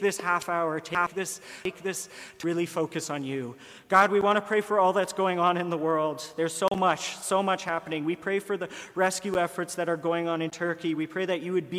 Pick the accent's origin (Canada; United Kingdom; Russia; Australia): Canada; Ottawa, Ontario; moved away as an adult; now in Kingston, Canada; I'm from Ottawa